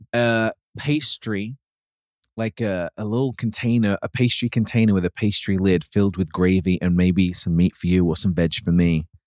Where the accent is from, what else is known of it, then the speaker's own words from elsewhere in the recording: United Kingdom; moved away; growing up in the U K